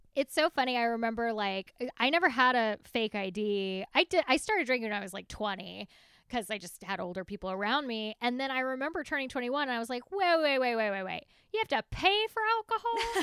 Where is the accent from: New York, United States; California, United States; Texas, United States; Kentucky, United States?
Texas, United States; accent: Texas; My Texas accent